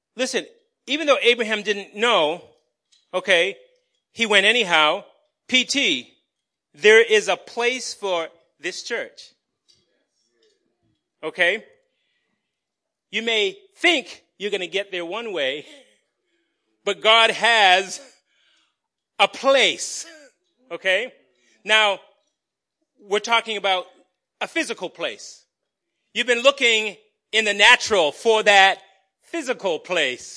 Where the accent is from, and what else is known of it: Somerville, Massachusetts, United States; born or raised there